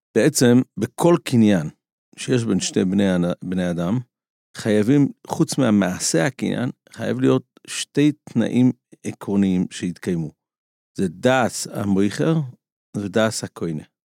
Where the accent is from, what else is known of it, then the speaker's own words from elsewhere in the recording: Israel; כשאני גדלתי בעולם הישיבות פה בארץ לפני 30 שנה